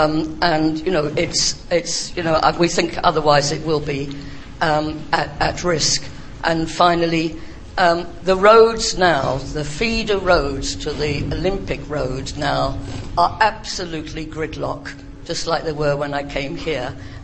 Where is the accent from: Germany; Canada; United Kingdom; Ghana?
United Kingdom; Tower Hamlets, London; I'm from Tower Hamlets, involved with local government there for a very long time, and the Lee Valley Authority.